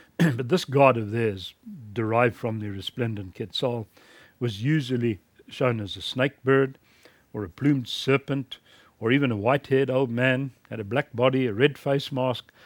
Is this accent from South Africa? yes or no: yes; South Africa; in my home country, South Africa